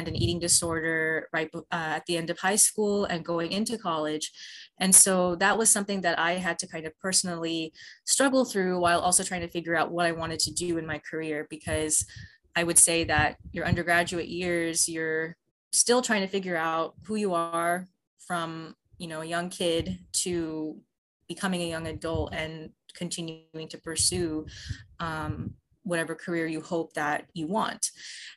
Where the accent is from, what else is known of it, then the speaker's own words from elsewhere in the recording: United States; moved away as an adult; now in Italy; I am an American scientist, born and raised in the U.S., did all of my schooling up to my PhD in the U.S.